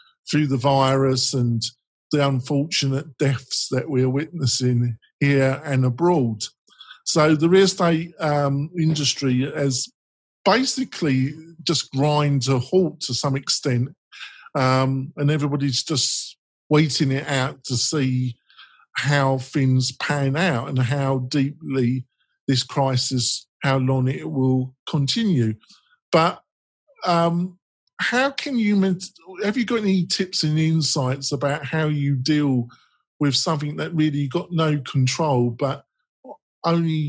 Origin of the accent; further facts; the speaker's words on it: England, United Kingdom; I'm English